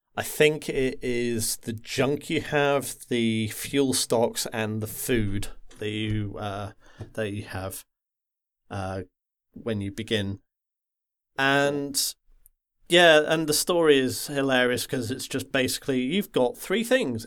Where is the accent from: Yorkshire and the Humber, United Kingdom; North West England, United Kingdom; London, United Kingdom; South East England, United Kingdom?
North West England, United Kingdom; the Wirral; I grew up in the Wirral, which is that little nub that sticks uh, sticks out between uh, Liverpool and Wales